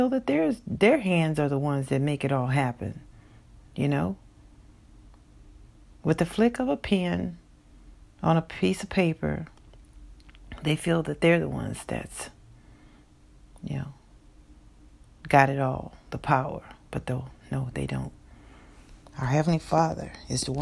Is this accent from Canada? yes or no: no; Texas, United States; my home state of Texas